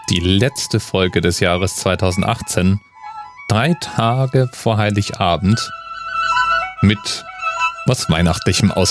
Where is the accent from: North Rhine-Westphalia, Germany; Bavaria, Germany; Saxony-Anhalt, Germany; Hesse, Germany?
Bavaria, Germany; Ich komme ja aus Bayern. Da kennt man den Krampus tatsächlich.